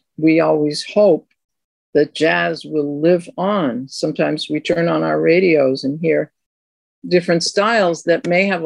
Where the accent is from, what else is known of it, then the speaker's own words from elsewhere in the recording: Boston, Massachusetts, United States; now in Queens, New York, United States; I live in Queens. I come from Boston